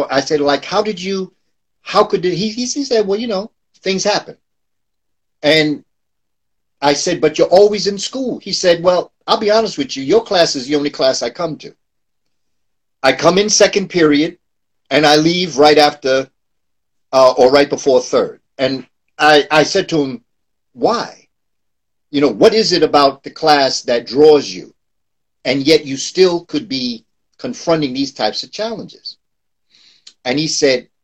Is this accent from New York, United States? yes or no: yes; New York City, New York, United States; born and raised in New York, grew up in the Amsterdam Projects down by Lincoln Center